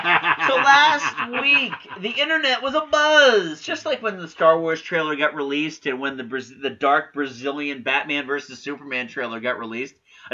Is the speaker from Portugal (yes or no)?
no; United Kingdom; now in United States; Being a Brit, they were sending all the British garbage over here and selling it to PBS.